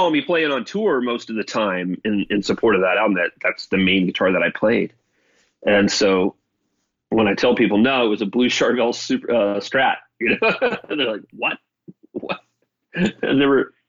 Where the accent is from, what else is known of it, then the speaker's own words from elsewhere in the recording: Florida, United States; also born or lived in Germany / New York / California; I was from Florida, but I had lived a very much outside Florida life because I was a military brat. So I lived 6 years in Germany. You know, I lived in New York. I lived in California.